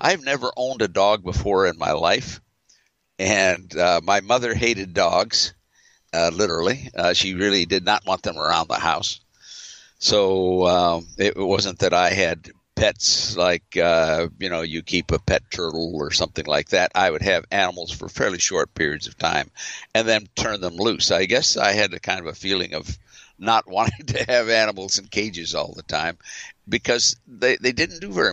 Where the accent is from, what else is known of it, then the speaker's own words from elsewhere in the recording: Los Angeles, California, United States; I was growing up in the San Fernando Valley